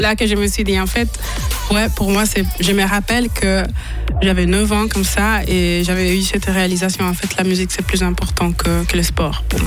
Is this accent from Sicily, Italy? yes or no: no; Vicenza, Veneto, Italy; French is a second language; moved away as an adult; now in Neuchâtel, Switzerland; suis née à Vicenza